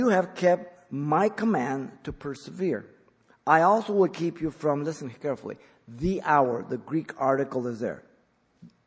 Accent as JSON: {"language": "English", "country": "Mexico", "tie": "born or raised there", "moved": "yes", "lives_now": "United States", "said": "I was born in Mexico"}